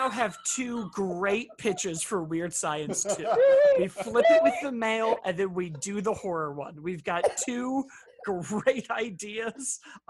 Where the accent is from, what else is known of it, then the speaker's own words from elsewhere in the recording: Chicago, Illinois, United States; I grew up in Chicago and on the North Shore